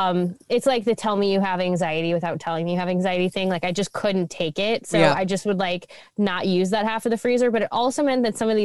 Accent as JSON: {"language": "English", "region": "Midwest", "country": "United States", "said": "we are from the Midwest and that is what Midwesterners do, is we talk about the weather."}